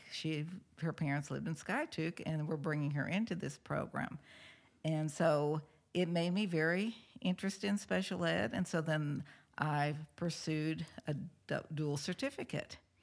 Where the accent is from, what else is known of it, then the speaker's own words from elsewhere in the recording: St. Louis, Missouri, United States; moved away; I was from Saint Louis